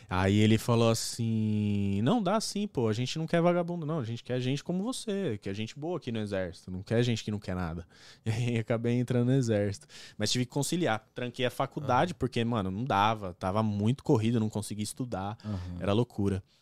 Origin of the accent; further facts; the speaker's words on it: São Caetano do Sul, São Paulo, Brazil; moved away as an adult; also born or lived in Pirituba, São Paulo; now in Toronto, Canada; Eu fui morar em São Caetano com meus é. avós e tal, com a minha mãe. Aí cresci lá